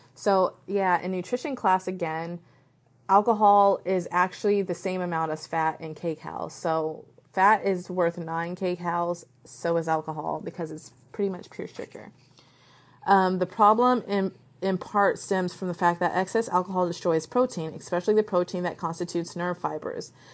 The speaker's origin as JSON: {"language": "English", "country": "United States", "said": "I can only talk as an American woman"}